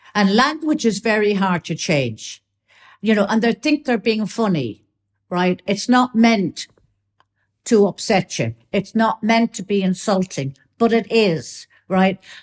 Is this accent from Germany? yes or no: no; Ireland; I'm still Irish.